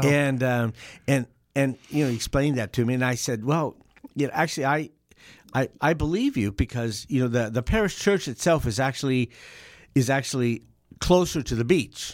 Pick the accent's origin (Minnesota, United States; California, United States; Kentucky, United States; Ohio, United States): California, United States; Southern; I, I grew up in Southern Cal